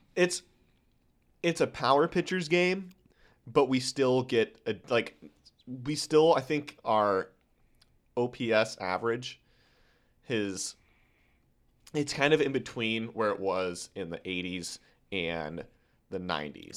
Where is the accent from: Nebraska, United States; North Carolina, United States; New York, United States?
Nebraska, United States; Omaha; I'm a kid from Omaha